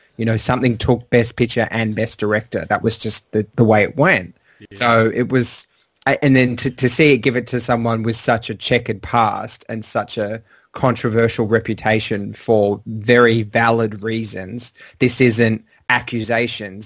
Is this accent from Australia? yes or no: yes; Australia; I don't just say that as an Australian